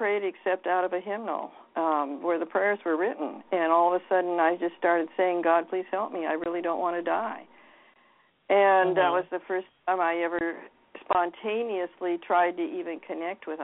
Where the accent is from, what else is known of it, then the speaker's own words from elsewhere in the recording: Seattle, Washington, United States; I was raised in Seattle, Washington. I've always lived in the Pacific Coast area